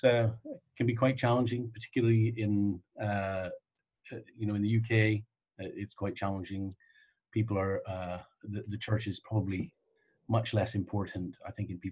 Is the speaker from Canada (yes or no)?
yes; Canada; now in Oxfordshire, United Kingdom; though I live here, I am a Canadian.